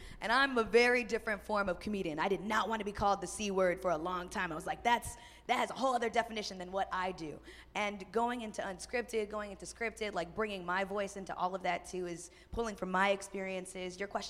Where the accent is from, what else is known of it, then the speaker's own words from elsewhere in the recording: Houston, Texas, United States; I'm from Texas, H-Town represent.